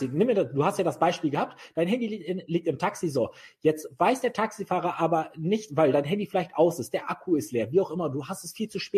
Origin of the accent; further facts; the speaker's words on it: Bremen, Germany; Ich bin, ich bin, ich bin Bremer Bub, also ich bin in, in, im Vorort von Bremen richtig idyllisch Ich war hier aufgewachsen.